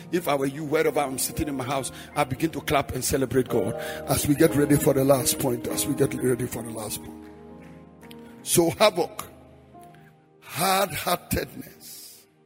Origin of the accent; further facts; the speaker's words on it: Frafra, Bolgatanga area, Upper East, Ghana; moved away; I'm a frafra from Damol Tindong